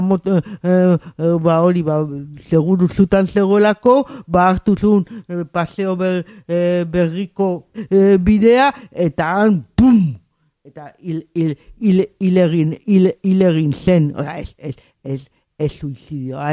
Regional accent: San Sebastián, Basque Country, Spain; el txofe plaza ondoan jaio, jaio nintzen

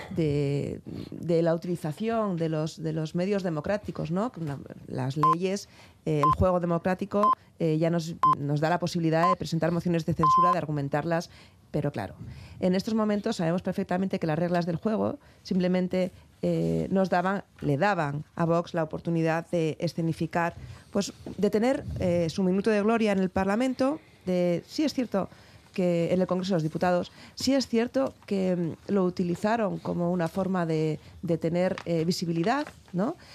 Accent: Basque Country, Spain; los vascos nos podemos quejar

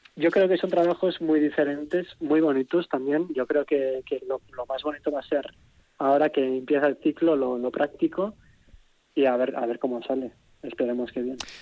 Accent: Vitoria-Gasteiz, Basque Country, Spain; Yo soy de Vitoria

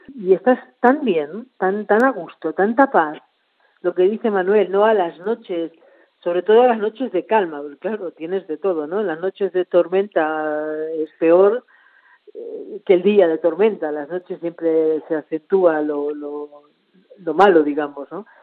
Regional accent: Argentina; moved away as an adult; volver a la que era mi tierra

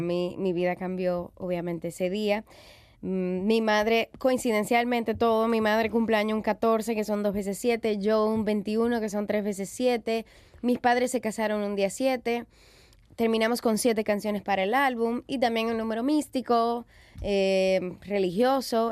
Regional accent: Dominican Republic; soy cantautora, soy dominicana, soy madre

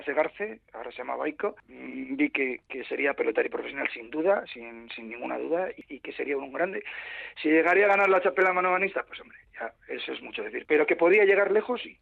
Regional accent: Bilbao, Basque Country, Spain; yo soy de Bilbao.

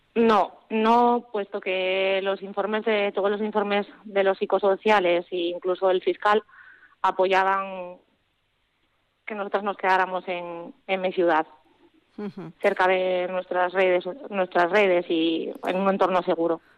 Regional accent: Asturias, Spain; moved away; also born or lived in Vitoria; siempre hemos tenido mucho arraigo con mi tierra

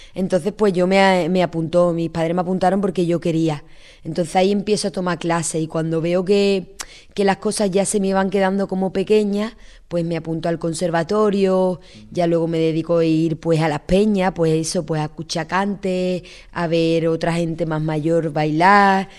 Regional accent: Cádiz, Andalusia, Spain; Salí de Cádiz

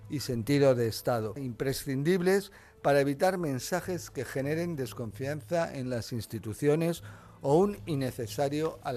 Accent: Castellón, Valencian Community, Spain; No, venimos de Castellón, o sea que estamos aquí, es

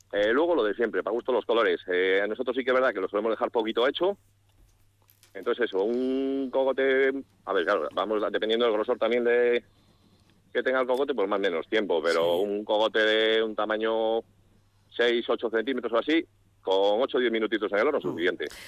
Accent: San Justo de la Vega, Castile and León, Spain; De Astorga, de San Justo la Vega, de un pueblo pequeñito entre León y Astorga

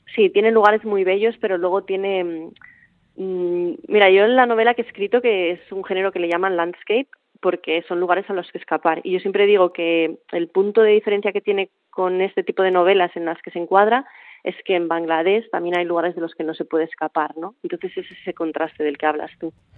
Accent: Bilbao, Basque Country, Spain; now in Mallorca, Spain; que vaya muy bien por Bilbao, que echo de menos mi tierra

